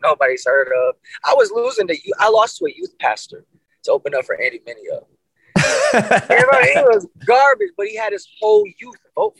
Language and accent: English; Jamaica; Me being Jamaican. Jamaican is pronounced three, Tree.